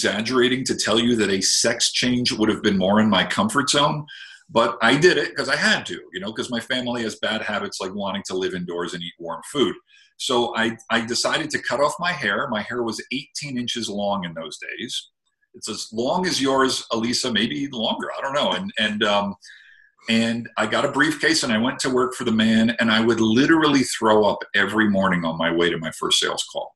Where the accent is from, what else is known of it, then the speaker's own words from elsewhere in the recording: New Jersey, United States; moved away; I'm originally from New Jersey, where they pretty much eat their young